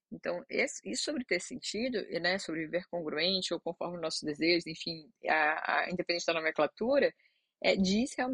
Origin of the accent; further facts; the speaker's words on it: Ceará, Brazil; a gente é do Ceará